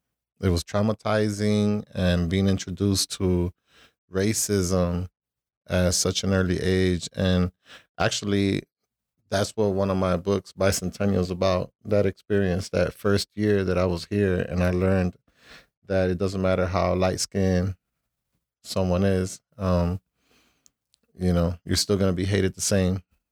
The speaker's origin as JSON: {"language": "English", "town": "Chicago", "region": "Illinois", "country": "United States", "tie": "born there", "said": "So just because I was born in Chicago, that doesn't make me American. You know, I'm Puerto Rican"}